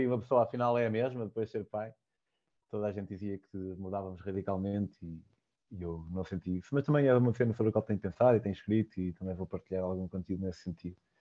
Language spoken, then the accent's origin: Portuguese; Vale de Cambra, Aveiro District, Portugal; Eu sou de Valcambra e eles fazem lá vinho verde